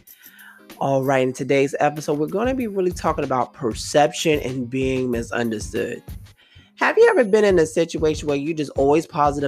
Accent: New York City, New York, United States; I'm from Brooklyn

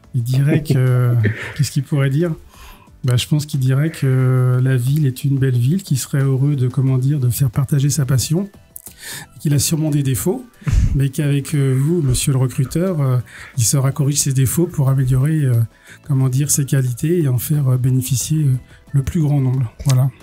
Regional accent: Cholet, Pays de la Loire, France; je suis né en 72 à Cholet. J'y ai passé toute ma vie, euh, ma jeunesse quasiment.

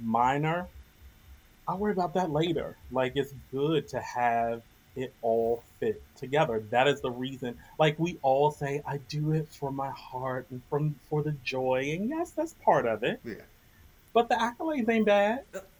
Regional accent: Washington, District of Columbia, United States; Washington D.C., my hometown, around the corner from where I grew up

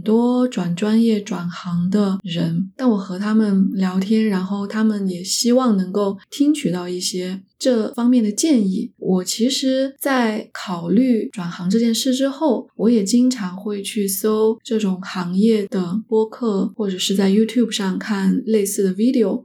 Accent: Sichuan-Chongqing area, China; now in Canada; 在我们家乡川渝地区，包谷就是玉米的意思

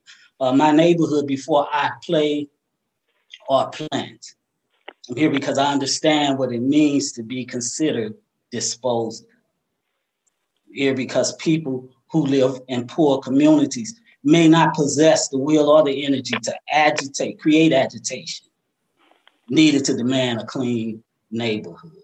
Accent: St. Louis, Missouri, United States; growing up in the Jeff Vanderloo neighborhood, or what some people know as the JBL

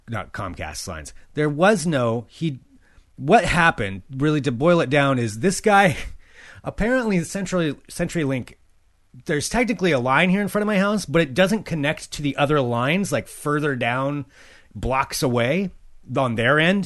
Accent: near Albany, Oregon, United States; Albany, Oregon, was the big city for me growing up

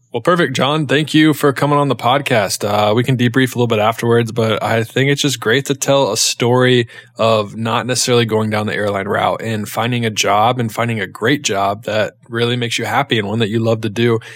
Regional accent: Charlotte, North Carolina, United States; also born or lived in Ohio; I'm from North Carolina. I'm born and raised in Charlotte, North Carolina.

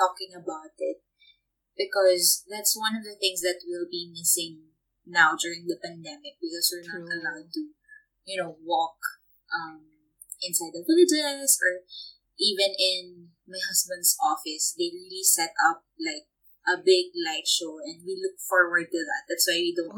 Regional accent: Philippines; moved away; being Filipino

